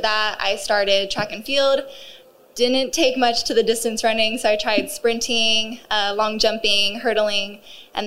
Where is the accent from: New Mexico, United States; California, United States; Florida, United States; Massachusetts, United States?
New Mexico, United States; Albuquerque; moved away as an adult; also born or lived in Texas; I was raised in New Mexico actually, and so that's where I did sports and athletics and found my love for track and field.